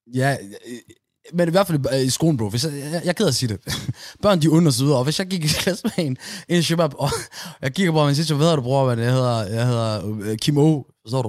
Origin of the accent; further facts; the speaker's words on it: Aarhus, Central Denmark Region, Denmark; i min opvækst i Gellerup